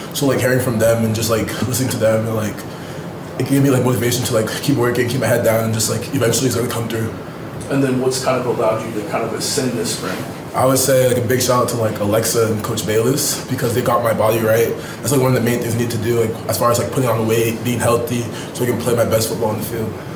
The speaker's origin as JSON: {"language": "English", "region": "Rhode Island", "country": "United States", "moved": "yes", "said": "I'm a kid from Rhode"}